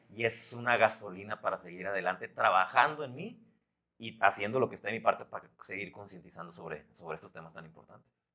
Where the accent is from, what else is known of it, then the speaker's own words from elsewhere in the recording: Los Mochis, Sinaloa, Mexico; moved away; also born or lived in Guadalajara; Mochis, de donde, donde, de donde yo soy